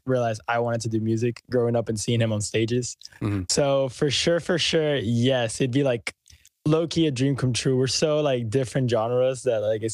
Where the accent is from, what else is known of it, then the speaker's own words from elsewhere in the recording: Puerto Rico; moved away as an adult; now in Houston, United States; I was born and raised in Puerto Rico